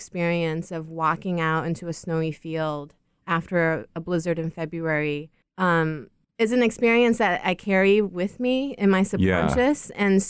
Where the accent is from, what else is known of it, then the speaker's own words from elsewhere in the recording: China; because I grew up in China in a metropolis, and it was very difficult to experience or understand scale within a city that had very little negative space.